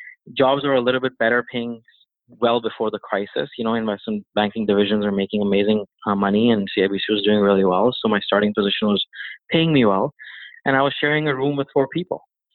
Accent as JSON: {"language": "English", "town": "Toronto", "region": "Ontario", "country": "Canada", "said": "And funny story is that he actually didn't know I was from Toronto for the interview."}